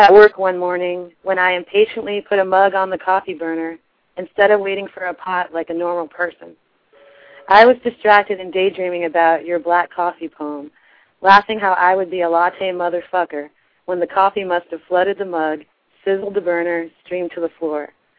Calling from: Kansas City, Missouri, United States; Kansas City.

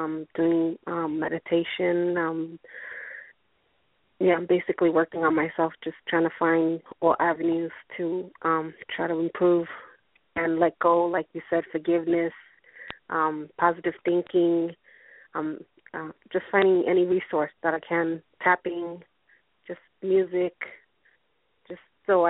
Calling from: Atlanta, Georgia, United States; I'm calling from Atlanta, Georgia.

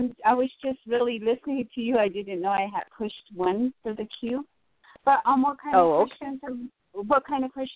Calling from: Tucson, Arizona, United States; I'm calling from Tucson.

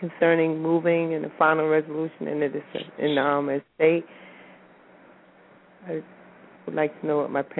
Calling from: New Jersey, United States; I'm calling from New Jersey.

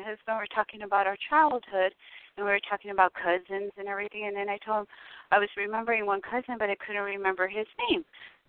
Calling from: Tucson, Arizona, United States; I'm calling from Arizona and I'm in Tucson.

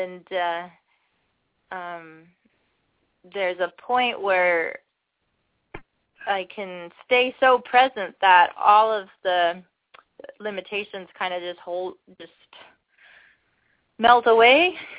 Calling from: Ontario, Canada; I'm calling from Ontario, Canada.

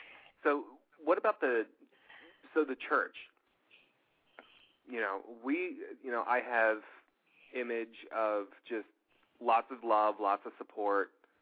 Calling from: South Carolina, United States; Hello? South Carolina.

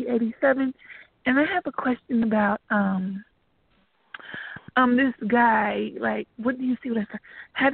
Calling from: Georgia, United States; I'm calling from Georgia. And my birthday is 2387.

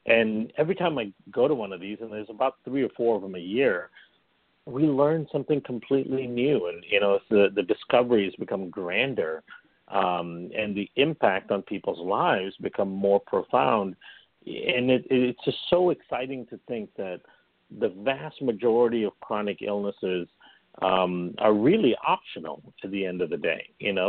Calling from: Chicago, Illinois, United States; I'm calling in from Chicago, which is actually where I live, in the suburbs of Chicago.

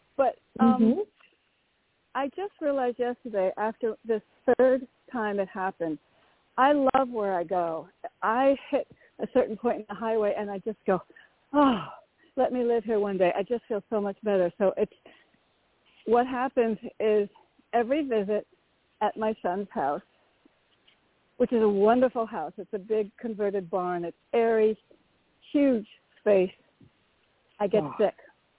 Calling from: Connecticut, United States; … from Connecticut. Very grateful. Thank you.

